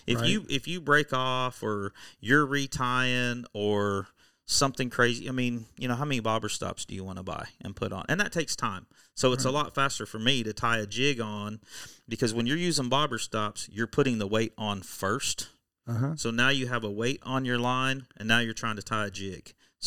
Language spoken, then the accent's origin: English; Oklahoma, United States; I'm from Oklahoma.